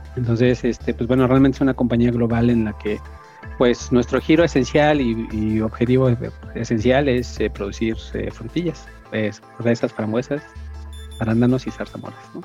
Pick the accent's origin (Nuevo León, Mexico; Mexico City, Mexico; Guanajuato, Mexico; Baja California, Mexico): Mexico City, Mexico; moved away as an adult; now in Guadalajara, Mexico; soy originario de Ciudad de México, radico en Guadalajara ya desde hace cinco años.